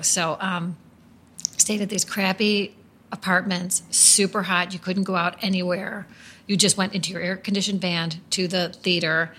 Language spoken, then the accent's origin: English; Chicago, Illinois, United States; growing up in Chicago